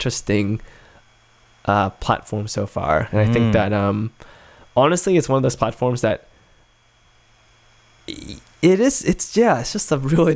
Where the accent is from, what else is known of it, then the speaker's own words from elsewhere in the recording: Adelaide, South Australia, Australia; my hometown of Adelaide